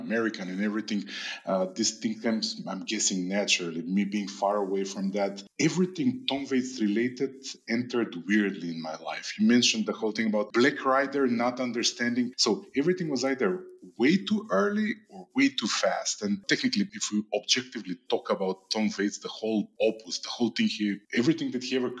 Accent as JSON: {"language": "English", "country": "North Macedonia", "moved": "yes", "lives_now": "Prague, Czech Republic", "said": "currently living in Prague, but I'm originally from Macedonia."}